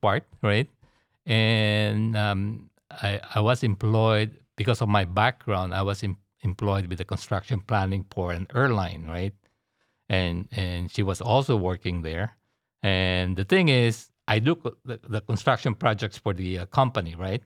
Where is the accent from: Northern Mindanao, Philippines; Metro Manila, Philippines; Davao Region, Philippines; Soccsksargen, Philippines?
Metro Manila, Philippines; Manila; now in Houston, United States; I was born and raised in Manila, Philippines.